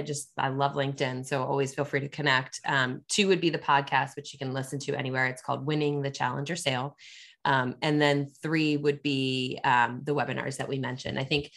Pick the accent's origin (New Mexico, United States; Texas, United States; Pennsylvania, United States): Pennsylvania, United States; also born or lived in Washington, D.C.; now in Chicago, United States; I'm a transplant. I grew up in Pennsylvania after I moved to DC for the CEB job.